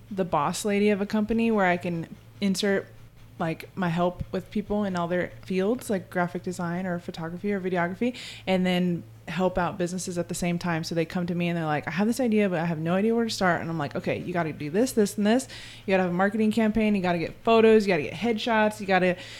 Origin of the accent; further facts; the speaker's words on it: San Diego, California, United States; Yeah, I'm from San Diego, born and raised.